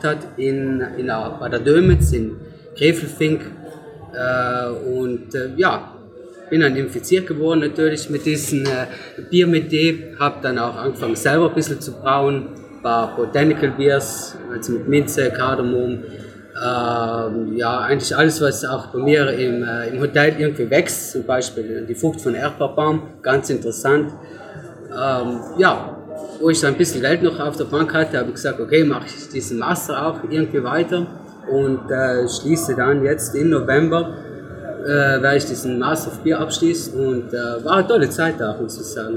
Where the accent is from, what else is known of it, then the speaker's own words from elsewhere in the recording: near Merano, South Tyrol, Trentino-Alto Adige, Italy; ich komme aus Luftor, das liegt bei Maran, also auch ein schönes Südtor, Italien.